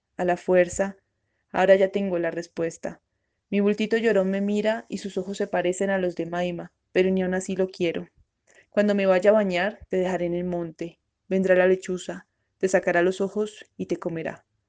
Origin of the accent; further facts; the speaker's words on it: Buga, Valle del Cauca, Colombia; soy de Bugavalle